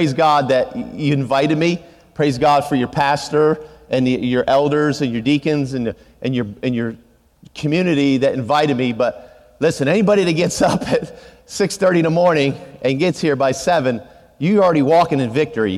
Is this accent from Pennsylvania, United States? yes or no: yes; Pennsylvania, United States; now in Texas, United States; So I grew up in Pennsylvania, and I was a sophomore in high school.